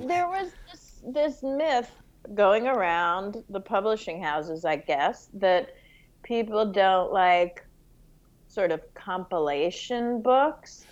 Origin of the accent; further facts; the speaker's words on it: New York City, New York, United States; also born or lived in Montreal, Canada; I loved growing up in New York